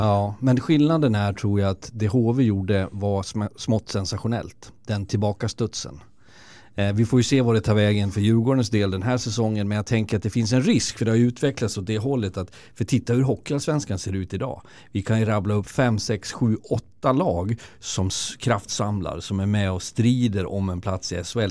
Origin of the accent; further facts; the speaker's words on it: Leksand, Dalarna County, Sweden; moved away; also born or lived in Karlskoga; jag som är född och uppvuxen i Leksand, så när jag varit borta i tjugo